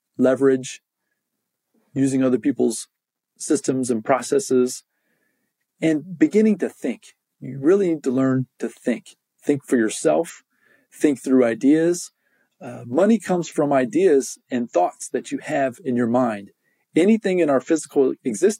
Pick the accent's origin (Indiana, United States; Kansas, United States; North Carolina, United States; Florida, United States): Indiana, United States; I can remember growing up in Indiana